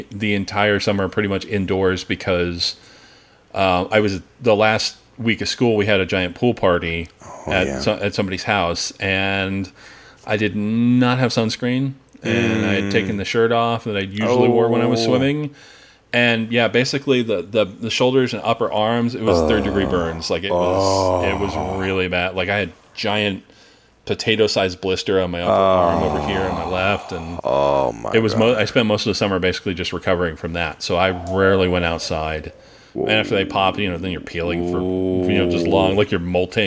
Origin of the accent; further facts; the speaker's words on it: Pennsylvania, United States; I grew up in Pennsylvania